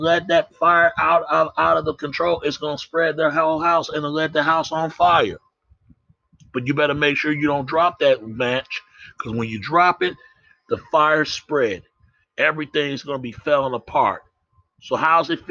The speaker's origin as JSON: {"language": "English", "town": "Dallas", "region": "Texas", "country": "United States", "tie": "born or raised there", "said": "I come from Oak Cliff. I was raised in Holland Hills"}